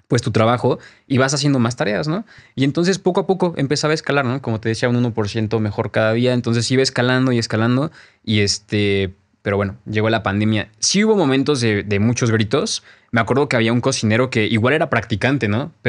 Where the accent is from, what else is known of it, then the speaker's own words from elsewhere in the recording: Mexico; se dice, como paréntesis, que la tortilla ni siquiera la inventamos nosotros como mexicanos.